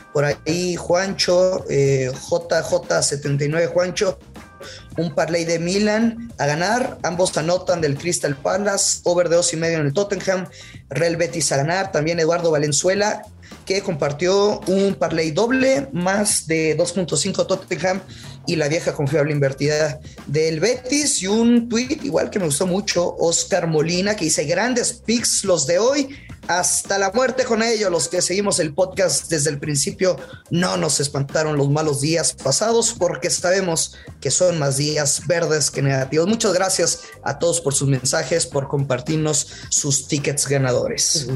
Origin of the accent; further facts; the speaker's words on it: northern Mexico, Mexico; yo soy norteño